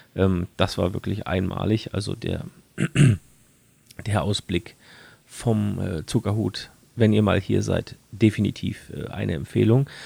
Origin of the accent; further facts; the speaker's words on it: Germany; bei uns in Deutschland